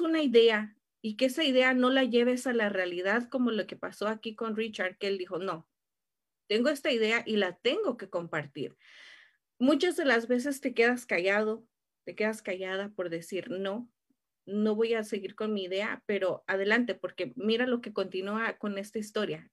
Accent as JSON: {"language": "Spanish", "country": "Mexico", "said": "como buenos latinos em, y más siendo mexicanos"}